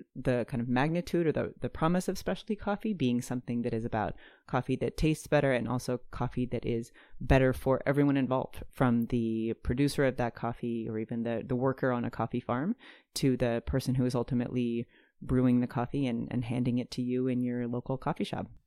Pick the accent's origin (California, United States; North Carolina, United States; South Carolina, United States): North Carolina, United States; Durham; I moved back to where we grew up in Durham